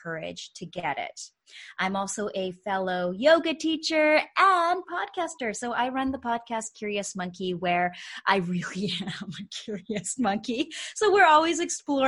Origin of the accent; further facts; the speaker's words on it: Canada; also born or lived in Calgary, Alberta; I am a fellow Canadian. I am joining from the west side, though. So I'm calling in from Calgary, Alberta